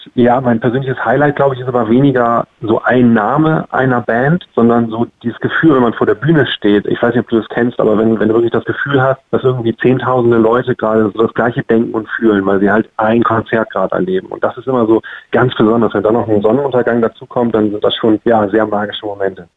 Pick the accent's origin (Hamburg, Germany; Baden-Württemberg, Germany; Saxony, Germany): Hamburg, Germany; als Hamburger